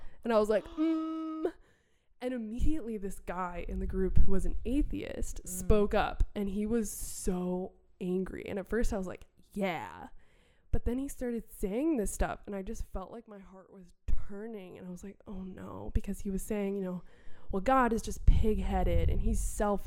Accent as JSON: {"language": "English", "region": "Wisconsin", "country": "United States", "said": "I'm from Wisconsin"}